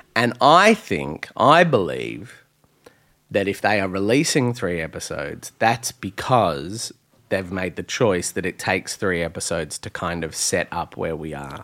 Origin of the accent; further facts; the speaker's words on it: Australia; I'm Australian